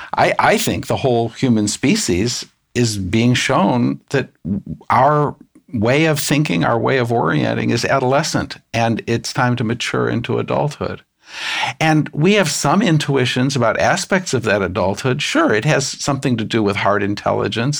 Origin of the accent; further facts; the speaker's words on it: United States; I'm an American